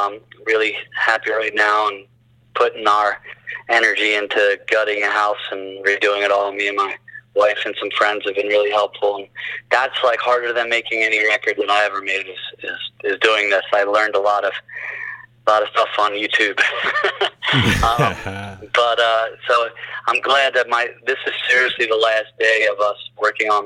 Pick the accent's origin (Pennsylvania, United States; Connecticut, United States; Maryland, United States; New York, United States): Pennsylvania, United States; Bucks County, outside Philadelphia; I was born in Bucks County, right outside of Philly. All my family's from South Philly